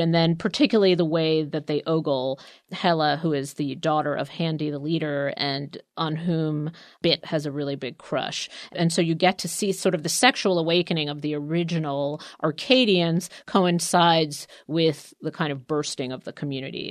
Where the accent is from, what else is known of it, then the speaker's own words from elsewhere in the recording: New York City, New York, United States; I grew up in Queens